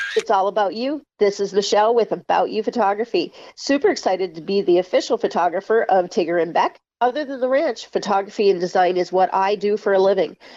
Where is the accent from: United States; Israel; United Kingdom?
United States; Minnesota; I grew up in Minnesota